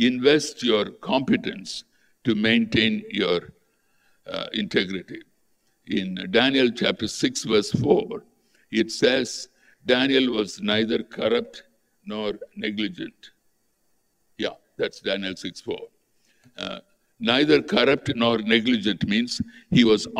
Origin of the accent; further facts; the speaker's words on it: Tamil Nadu, India; I grew up in Tamil Nadu